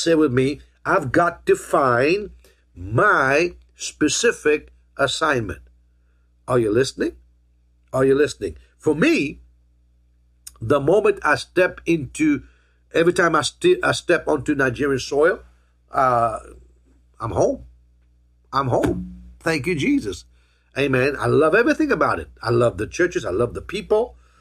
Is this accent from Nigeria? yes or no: no; Mauritius; now in United States; I was born in Mauritius